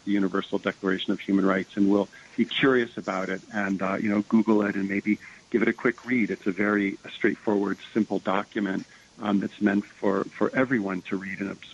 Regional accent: Ohio, United States; I grew up in the Midwest and in Ohio

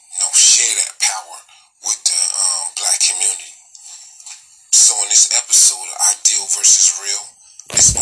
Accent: United States; I'm Black American first.

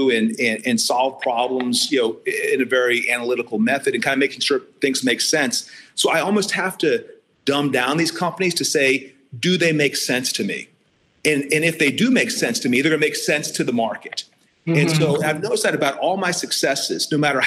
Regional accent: Ohio, United States; moved away as an adult; my home state

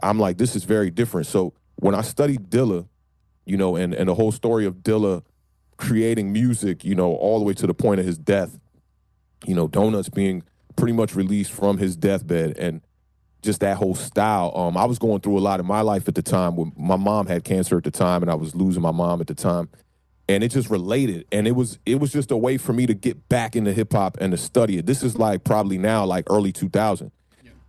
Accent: Maryland, United States; moved away as an adult; now in Washington, DC, United States; I'm born and raised in Maryland, right outside of DC

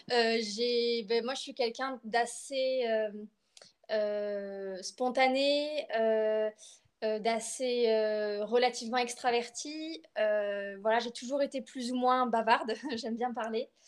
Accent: Bordeaux, Nouvelle-Aquitaine, France; moved away as an adult; now in Limoges, France; Euh, voilà, je suis française, je suis bordelaise plus précisément. Et actuellement, je, je fais mes études sur Limoges.

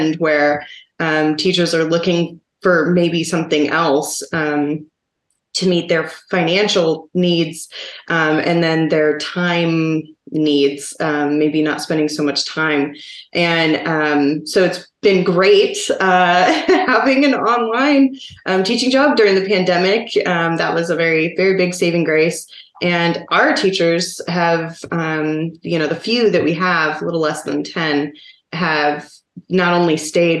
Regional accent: Seattle, Washington, United States; now in Oklahoma, United States; my hometown, per se, which is Seattle

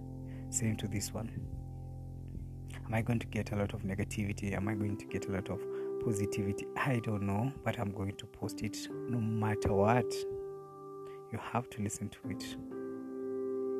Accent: Nakuru, Nakuru County, Kenya; I'm a simple boy from Nakuru, born and raised in Nakuru, in a place called Egerton.

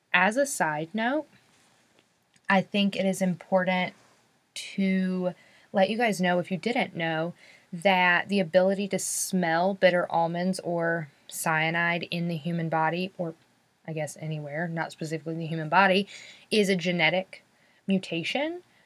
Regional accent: North Carolina, United States; I'm from North Carolina

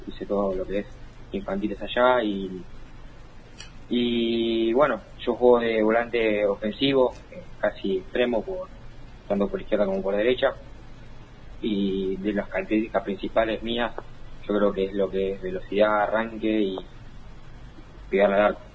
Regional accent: Monte Grande, Buenos Aires Province, Argentina; moved away as an adult; also born or lived in Belgrano, Buenos Aires; now in Buenos Aires, Argentina; yo soy de Monte Grande y actualmente estoy viviendo igual en Belgrano, pero toda la vida allá en Monterán, de zona

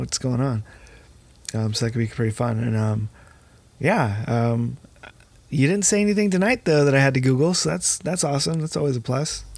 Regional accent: United States; I'm American

